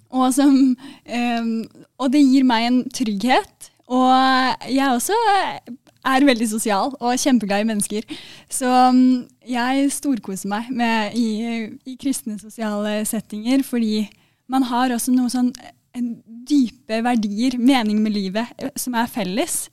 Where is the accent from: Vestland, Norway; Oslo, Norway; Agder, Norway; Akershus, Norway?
Oslo, Norway; jeg er fra Oslo, da, så mm, dere forstår i hvert fall hva jeg sier